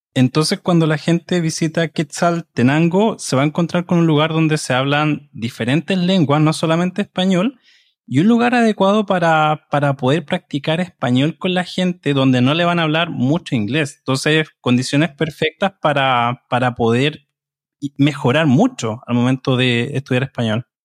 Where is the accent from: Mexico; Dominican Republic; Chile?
Chile; de Chile